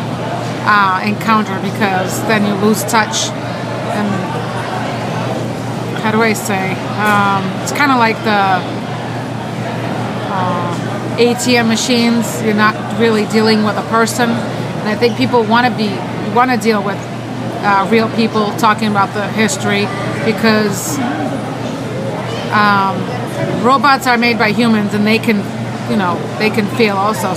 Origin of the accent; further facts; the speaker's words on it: Boston, Massachusetts, United States; I'm from Boston, and I'm working with Old Town Trolley here in Faneuil Hall Marketplace